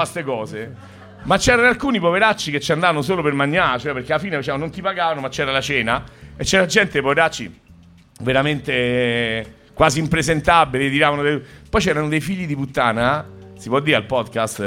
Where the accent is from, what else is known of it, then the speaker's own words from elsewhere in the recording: Rome, Lazio, Italy; De Roma, io pure